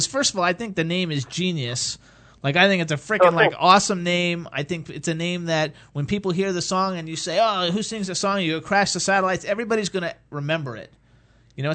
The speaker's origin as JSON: {"language": "English", "town": "Jacksonville", "region": "Florida", "country": "United States", "tie": "born or raised there", "moved": "as an adult", "said": "I'm from Jacksonville. I'm not from Jacksonville. I wasn't born there"}